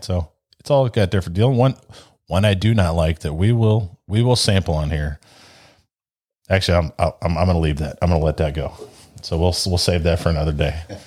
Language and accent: English; St. Louis, Missouri, United States; also born or lived in Ashtabula, Ohio; Since fourth grade, my dad worked for the railroad and, uh, it was basically moved to Saint Louis or you're unemployed, so here we are.